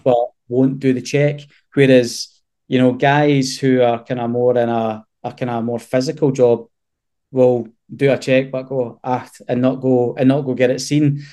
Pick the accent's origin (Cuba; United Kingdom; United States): United Kingdom; Scotland; we're typical Scottish men